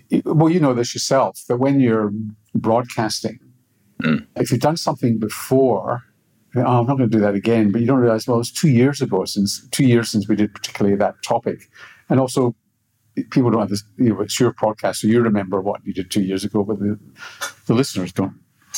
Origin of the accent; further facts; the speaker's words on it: Glasgow, Scotland, United Kingdom; Yeah, I mean, Glasgow's not a rich city. It's relatively poor in the west of Scotland.